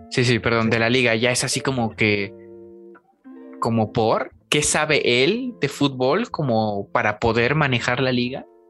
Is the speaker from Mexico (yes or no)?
yes; Mexico; como mexicanos